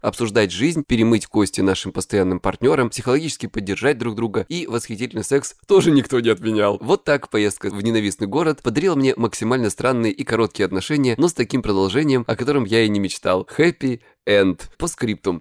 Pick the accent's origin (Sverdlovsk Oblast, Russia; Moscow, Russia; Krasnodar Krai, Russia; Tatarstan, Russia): Krasnodar Krai, Russia; я с Кубани